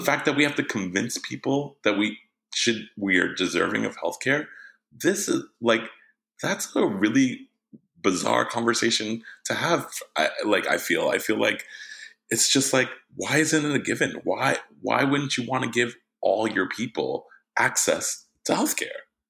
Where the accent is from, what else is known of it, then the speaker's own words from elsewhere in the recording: Jersey City, New Jersey, United States; moved away as an adult; I was born in Jersey City, New Jersey. I'm a Jersey boy.